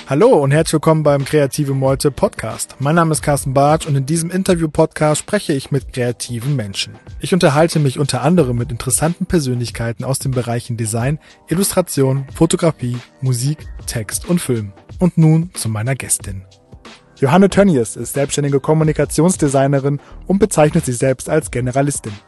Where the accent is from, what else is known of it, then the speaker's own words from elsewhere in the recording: Leverkusen, North Rhine-Westphalia, Germany; ich bin ja Leverkusen